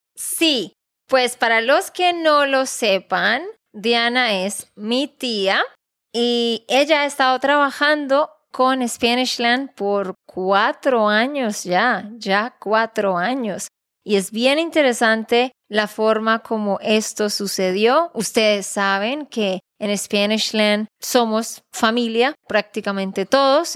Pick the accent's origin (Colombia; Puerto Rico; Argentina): Colombia; Santander; de Santander, Colombia.